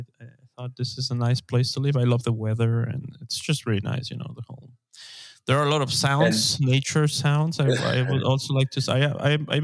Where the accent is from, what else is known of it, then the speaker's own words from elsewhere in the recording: Quito, Pichincha, Ecuador; moved away as an adult; I am from Quito, the capital city, but I didn't like the big city life anymore.